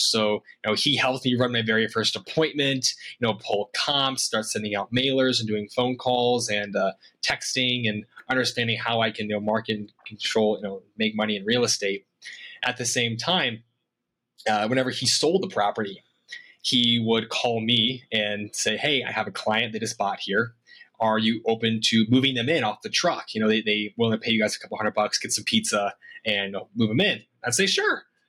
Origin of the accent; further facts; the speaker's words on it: Iowa, United States; moved away as an adult; also born or lived in Boise, Idaho; born and raised in Iowa